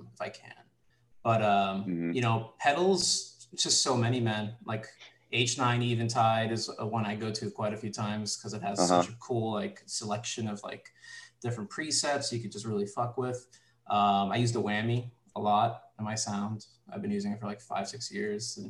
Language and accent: English; New York City, New York, United States; So I grew up in the Bronx, New York, and I grew up listening to like a lot of hip hop. I'm Puerto Rican.